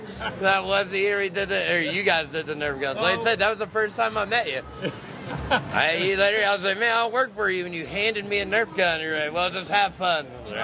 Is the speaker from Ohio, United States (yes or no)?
no; Mount Holly, New Jersey, United States; moved away as an adult; now in Key West, United States; I'm originally from Mount Holly, New Jersey. I've been down here for about a little under 12 years.